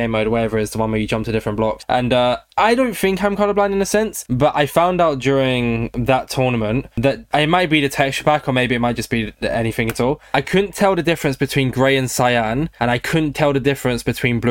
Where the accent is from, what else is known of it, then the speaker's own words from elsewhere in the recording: United Kingdom; also born or lived in London; I'm also from the South